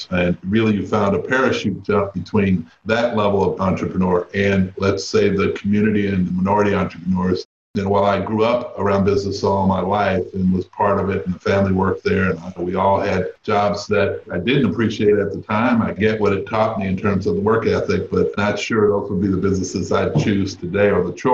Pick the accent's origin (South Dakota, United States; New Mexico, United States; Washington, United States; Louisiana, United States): Washington, United States; Seattle; Surprisingly, when I talk to people, the perception of Seattle is one that it's an extremely liberal city. Growing up, I didn't really feel that way.